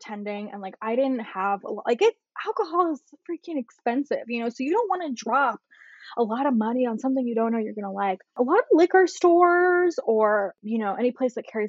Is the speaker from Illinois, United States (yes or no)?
no; Bay Area, California, United States; I'm from the Bay Area.